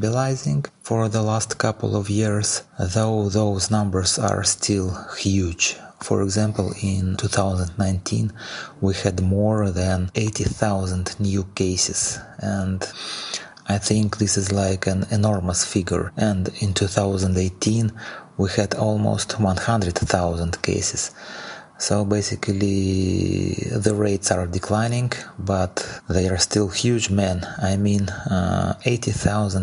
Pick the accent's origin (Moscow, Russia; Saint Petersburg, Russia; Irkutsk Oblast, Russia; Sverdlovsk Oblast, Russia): Saint Petersburg, Russia; I am from St. Petersburg, Russia